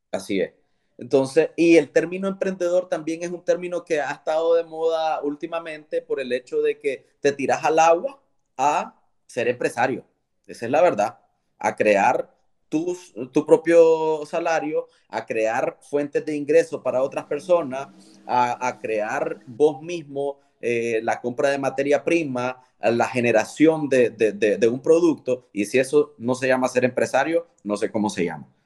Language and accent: Spanish; León, Nicaragua; moved away as an adult; now in Managua, Nicaragua; León es mi ciudad, yo soy leonés